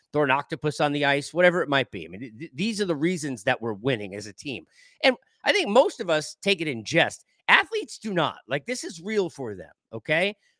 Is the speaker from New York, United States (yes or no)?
yes; New York, United States; moved away; I grew up in New York